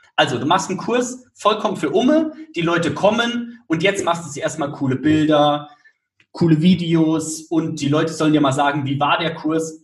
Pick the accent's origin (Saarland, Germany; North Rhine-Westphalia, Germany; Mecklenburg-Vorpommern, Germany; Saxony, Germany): Saarland, Germany; Damals in Saarbrücken, also ich komme aus dem Saarland